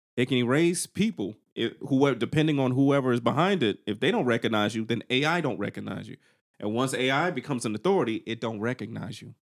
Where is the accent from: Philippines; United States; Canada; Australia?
United States; the South; I'm from the South